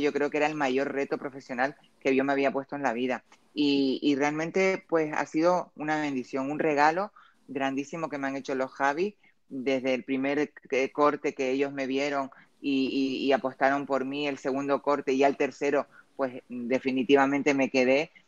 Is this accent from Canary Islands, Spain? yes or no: yes; Canary Islands, Spain; yo soy canaria